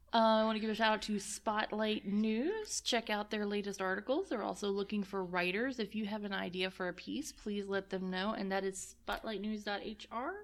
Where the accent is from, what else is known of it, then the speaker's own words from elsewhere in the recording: Nelson County, Virginia, United States; I'm, I'm from Nelson County